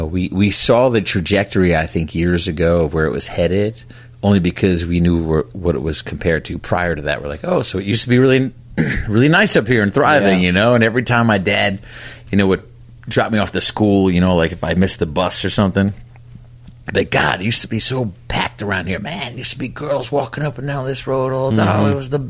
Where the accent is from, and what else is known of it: New York, United States; born or raised there